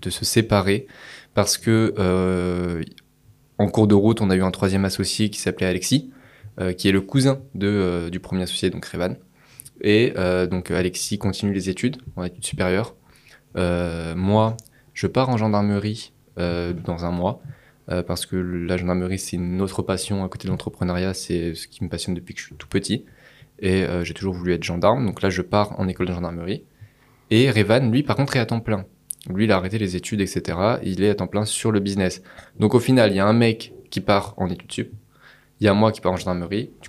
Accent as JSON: {"language": "French", "town": "Paris", "region": "Île-de-France", "country": "France", "said": "moi, il faut savoir que je suis parisien de base."}